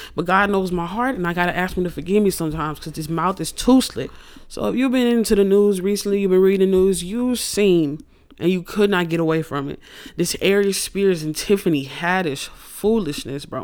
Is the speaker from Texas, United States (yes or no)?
yes; Houston, Texas, United States; I'm from Houston.